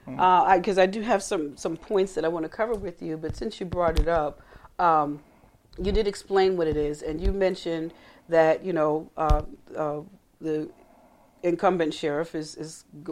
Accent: the North, United States; moved away as an adult; now in Gwinnett County, Georgia, United States; I've lived here 20 years. Mm-hmm. I come from the North.

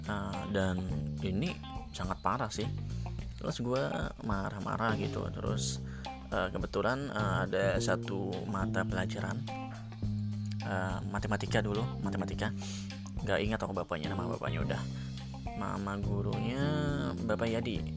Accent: Central Kalimantan, Indonesia; kenal kan gue perantauan gitu kan dari Kalimantan

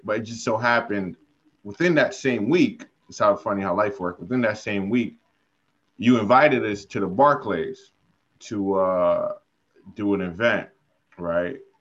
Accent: New York City, New York, United States; I'm from Brooklyn

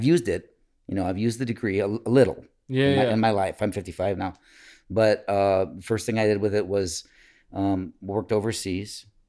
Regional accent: Ann Arbor, Michigan, United States; now in Sacramento, United States; I have lived in Sacramento now 22 years mm-hmm. since my wife brought me here, and I am originally from Ann Arbor, Michigan.

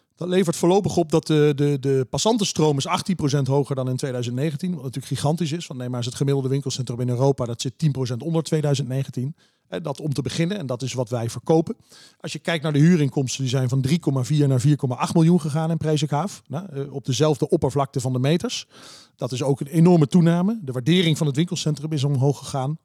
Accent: Heerlen, Limburg, Netherlands; moved away; also born or lived in Vries, Drenthe; Heerlen, waar ik vandaan kom

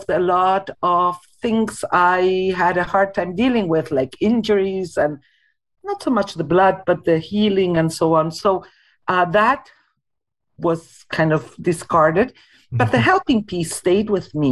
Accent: Argentina; moved away as an adult; now in Winnipeg, Canada; I was born in Argentina and came to Winnipeg not quite 20 years ago, in 2003

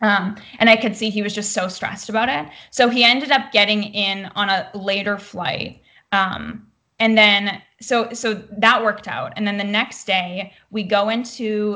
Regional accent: Canada; also born or lived in Vancouver; now in Los Angeles, United States; I'm Canadian

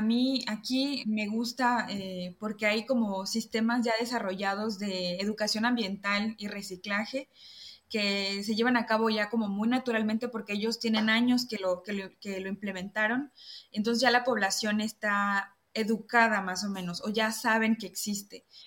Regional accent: Villahermosa, Tabasco, Mexico; moved away as an adult; also born or lived in Mérida, Mexico; now in France; de chica yo crecí en una ranchería en Villahermosa, Tabasco

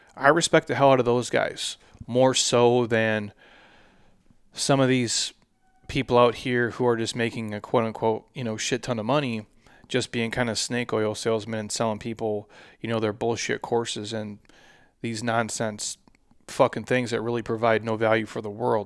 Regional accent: Minnesota, United States; moved away as an adult; now in Scottsdale, United States; where I grew up in Minnesota

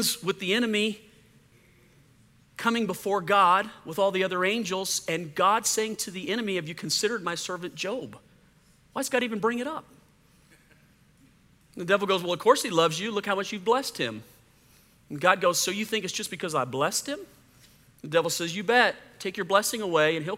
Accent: Louisiana, United States; I grew up in Louisiana.

